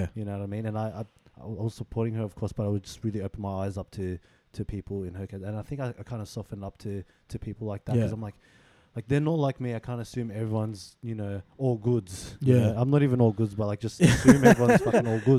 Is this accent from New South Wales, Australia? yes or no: yes; Sydney, New South Wales, Australia